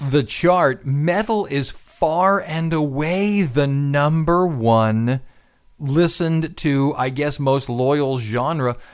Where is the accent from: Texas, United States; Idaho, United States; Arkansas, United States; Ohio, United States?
Ohio, United States; Cleveland; Cleveland because that's my hometown